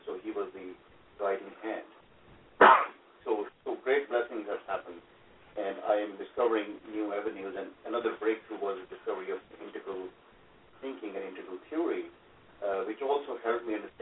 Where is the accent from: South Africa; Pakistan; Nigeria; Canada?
Pakistan; English is a second language; moved away; I was born in Pakistan, and I grew up in a household which was mildly religious